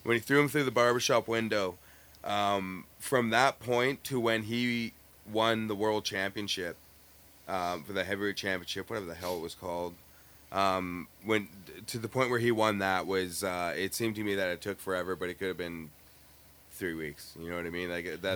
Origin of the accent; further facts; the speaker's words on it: Winnipeg, Manitoba, Canada; we are from Winnipeg